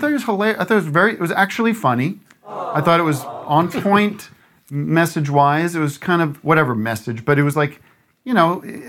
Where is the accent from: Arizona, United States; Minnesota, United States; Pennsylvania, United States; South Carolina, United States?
Pennsylvania, United States; Allentown; my hometown theater, where I did a lot of theater as a kid, the 19th Street Theater, was also called Civic Theater of Allentown.